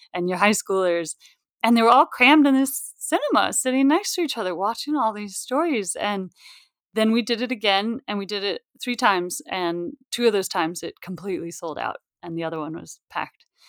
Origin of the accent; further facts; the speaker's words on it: Mount Shasta, California, United States; moved away as an adult; also born or lived in San Francisco, United States / New York, United States; I grew up in Mount Shasta, which, if you don't know it, it's about 3,000 people.